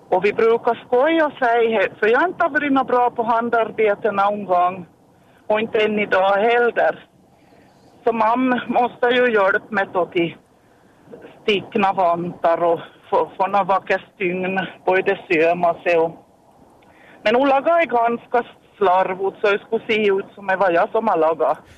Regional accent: Malax, Ostrobothnia, Finland; now in Jakobstad, Finland; jag är hem från Malax och jag gick i skola i lågstadiet på 70-talet.

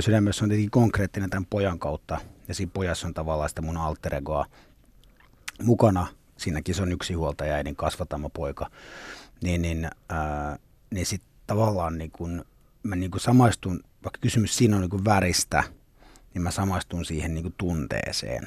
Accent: Nurmijärvi, Uusimaa, Finland; also born or lived in Cyprus; Mä, mä oon niinku lepsämästä tavallaan, niinku, tai se on semmoinen niinku koti. Joo. Että mä, mähän synnyin Kyproksella, mutta sitten äiti halusi mulle suomalaisen kasvatuksen

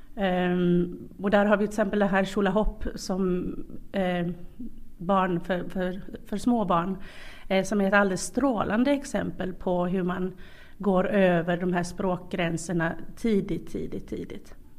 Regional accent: Sweden; now in Karis, Finland; jag kommer från, från eh, Sverige

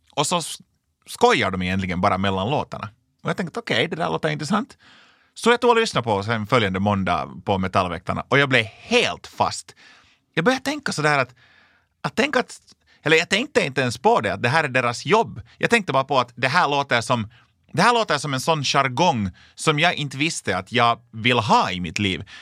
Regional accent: Lapinjärvi, Uusimaa, Finland; Jag kommer alltså från en liten, liten by som heter Linkoski i Lappträsk i östra Nyland

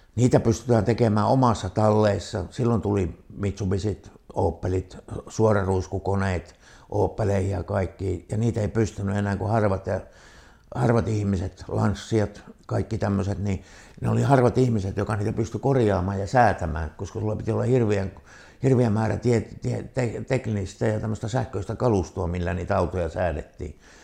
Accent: Kaamanen, Lapland, Finland; now in Rovaniemi, Finland; me on itse sieltä Kaamasen perältä, niin takaisin sehän me sieltä on syntyisin

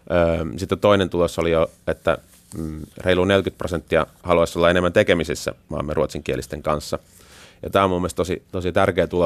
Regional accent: Taipalsaari, South Karelia, Finland; kun he kysyvät, niin että mistä, mistä olet kotoisin, ja sitten kun vastaus on Sörrö Kareelen

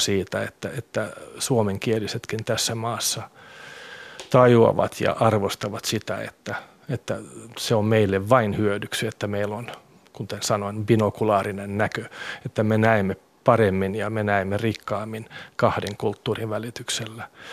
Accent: Vantaa, Uusimaa, Finland; Finnish is a second language; moved away as an adult; now in Loviisa, Finland; tulen Tikkurilasta ja, ja sitä Tikkurilaa, jossa minä kasvoin

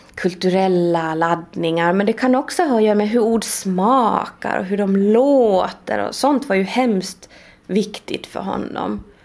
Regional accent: Sweden; first language Swedish; moved away; jag kommer från Sverige och jag har läst litteraturhistoria i Sverige

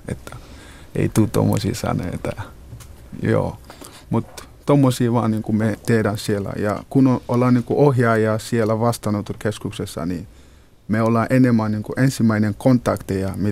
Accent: Ghana; Finnish is a second language; now in Finland; Minä olen Ghanasta kotoisin ja mä olen muutanut Suomeen äh, ainakin vähän oli kuusi vuotta sitten. Ja mä olen tällä hetkellä toisa Halikon vastaanottokeskuksessa.

